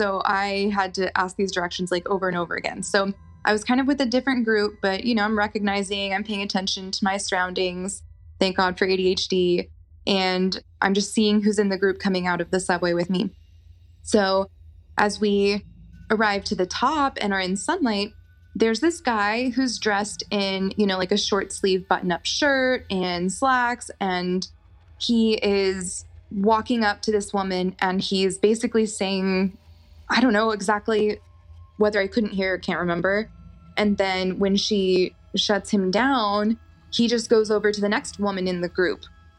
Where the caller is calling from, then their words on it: Austin, Texas, United States; I am from Austin, Texas.